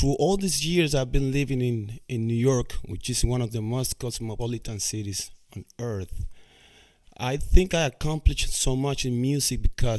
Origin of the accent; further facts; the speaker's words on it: Cuba; moved away; that I didn't know when I came from Cuba in 1998.